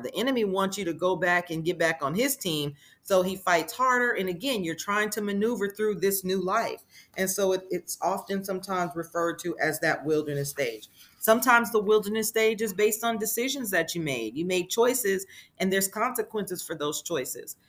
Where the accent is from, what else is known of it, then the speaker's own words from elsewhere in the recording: Las Vegas, Nevada, United States; moved away as an adult; now in Texas, United States; I'm originally born and raised in Las Vegas, Nevada. I, however, have been living in Texas for at least seven years